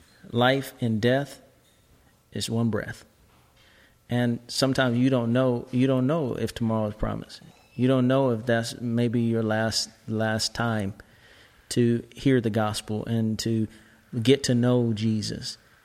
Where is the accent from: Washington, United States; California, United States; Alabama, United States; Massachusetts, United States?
Washington, United States; Seattle; moved away; I'm from Seattle. God. Seattle, Washington, yes.